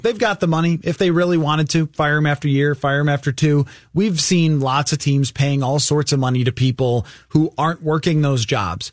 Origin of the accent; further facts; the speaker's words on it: Buffalo, New York, United States; I'm from Buffalo